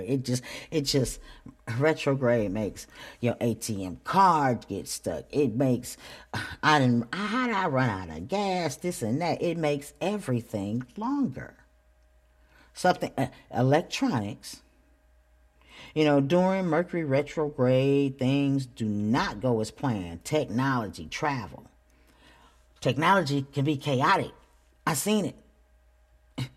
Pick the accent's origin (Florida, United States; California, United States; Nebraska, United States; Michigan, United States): Michigan, United States; Flint; I'm still from Flint. I'm from Flint, Michigan